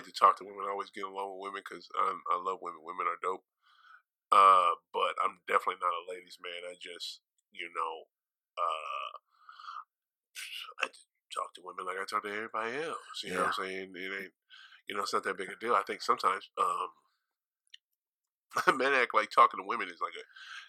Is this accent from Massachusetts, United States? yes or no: yes; Springfield, Massachusetts, United States; I'm from Springfield, Massachusetts.